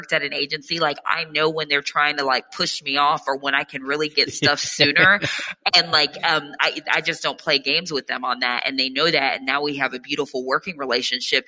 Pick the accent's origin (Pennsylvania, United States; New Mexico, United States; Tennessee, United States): Tennessee, United States; Nashville; moved away as an adult; also born or lived in New York; my parents' property was in Nashville